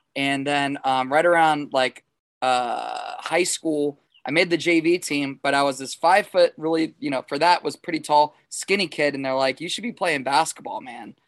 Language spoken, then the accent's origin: English; South Florida, United States; now in St. Augustine, United States; I grew up in South Florida, like born and raised a Miami Dolphin fan